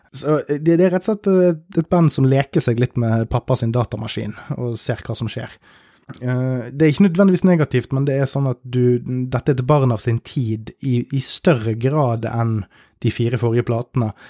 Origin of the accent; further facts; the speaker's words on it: Norway; jeg er jo nordmann